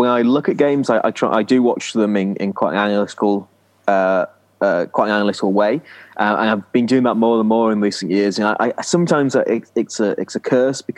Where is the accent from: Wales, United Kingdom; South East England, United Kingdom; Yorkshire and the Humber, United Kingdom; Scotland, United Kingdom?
Yorkshire and the Humber, United Kingdom; also born or lived in Lancashire; I grew up in Yorkshire. I was born in Lancashire, but grew up in Yorkshire.